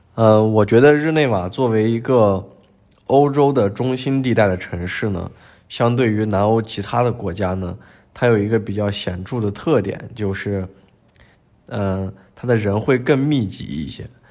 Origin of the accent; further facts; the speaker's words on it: China; moved away as an adult; also born or lived in Sweden; now in Geneva, Switzerland; 我是来自中国